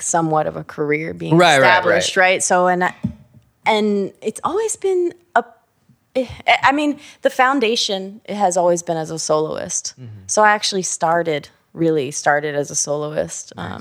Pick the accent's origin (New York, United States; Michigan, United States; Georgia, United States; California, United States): California, United States; San Diego; also born or lived in Encinitas / Oceanside / Escondido / San Bernardino; I'm from North County, San Diego